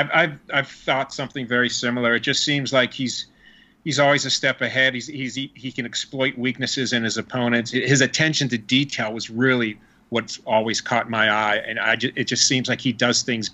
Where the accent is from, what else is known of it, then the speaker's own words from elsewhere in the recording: Pittsburgh, Pennsylvania, United States; I'm a diehard Steeler fan, born and raised in Pittsburgh.